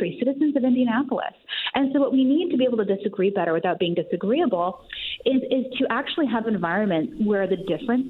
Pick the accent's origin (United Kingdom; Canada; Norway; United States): Canada; moved away; I grew up in Canada that has the parliamentary system